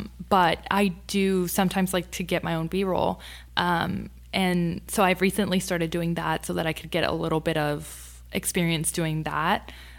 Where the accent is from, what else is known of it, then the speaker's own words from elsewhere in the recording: Sharyland, Texas, United States; I'm from Sherryland. Awesome. Yeah, born and raised. Like, that's where I went from elementary all the way to high school.